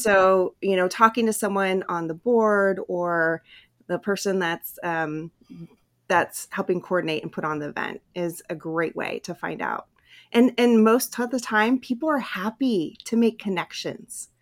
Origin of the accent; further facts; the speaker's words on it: Hawaii, California, United States; when I was a kid, we moved from Hawaii to California, and I had to start in a new school